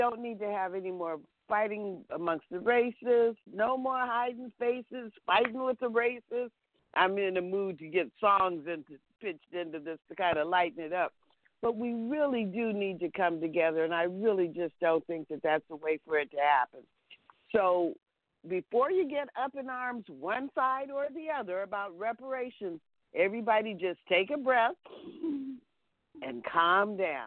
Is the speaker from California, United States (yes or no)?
yes; Los Angeles, California, United States; I do happen to be Black American, born and raised in Los Angeles, California